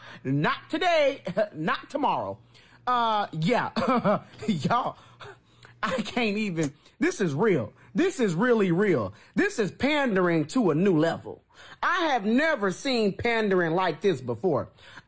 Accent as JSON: {"language": "English", "country": "United States", "said": "I am from America"}